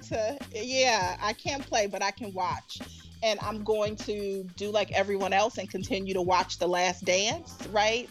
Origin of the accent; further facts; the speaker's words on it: Chicago, Illinois, United States; moved away; I am a very, very proud Southside girl, um, from Chicago.